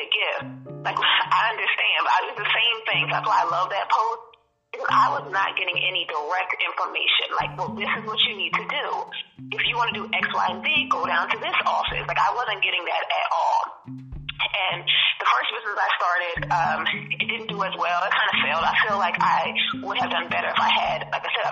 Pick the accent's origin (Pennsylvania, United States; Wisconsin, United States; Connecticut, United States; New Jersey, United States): New Jersey, United States; moved away as an adult; now in Maryland, United States; I'm again originally from Jersey. I moved out to Maryland to start my business.